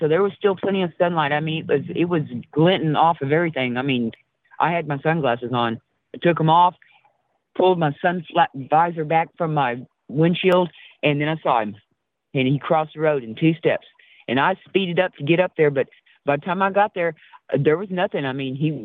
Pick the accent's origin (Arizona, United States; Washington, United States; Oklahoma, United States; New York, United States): Arizona, United States; moved away; also born or lived in East Texas; I'm from Arizona, and my grandmother's off of Rez, off 90 miles north of Phoenix